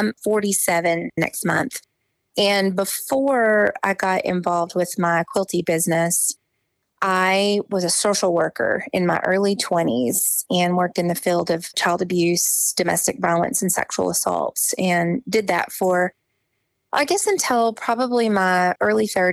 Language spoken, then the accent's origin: English; Pencil Bluff, Arkansas, United States; moved away as an adult; also born or lived in Conway, Arkansas / Whidbey Island, Washington / Denver, Colorado / Huntsville, Alabama; now in Springfield, United States; Pencil Bluff was the town I grew up in the Washtenaw National Forest.